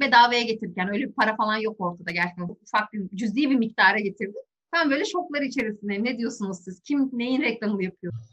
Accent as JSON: {"language": "Turkish", "country": "Turkey"}